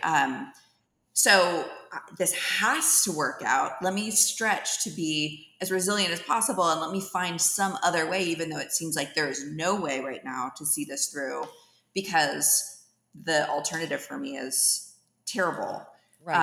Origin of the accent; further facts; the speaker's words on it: Dublin, California, United States; moved away as an adult; also born or lived in San Francisco, California; now in Atlanta, United States; I grew up in the East Bay, in the San Francisco Bay Area, from Dublin